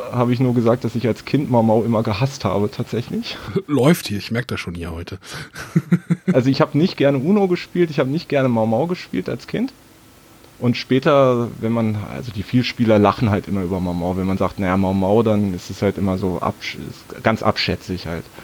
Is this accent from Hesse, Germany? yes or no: no; Berlin, Germany; 38 Jahre alt, geborener Berliner, 35 Jahre auch da gelebt und gar nicht mal so weit von Matthias tatsächlich weg.